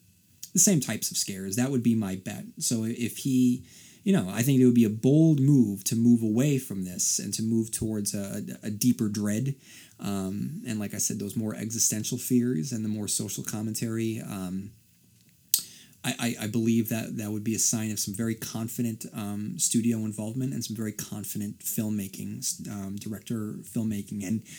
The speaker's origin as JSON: {"language": "English", "town": "Port Hope", "region": "Ontario", "country": "Canada", "tie": "born or raised there", "said": "to hear your thoughts on the town they used for Derry, Port Hope, Ontario. Port Hope happens to be my hometown."}